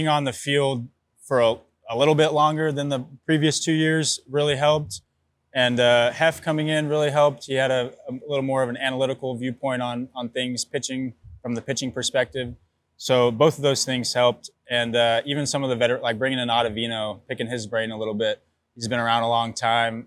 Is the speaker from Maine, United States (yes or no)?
no; Texas, United States; now in New York, United States; I grew up in Texas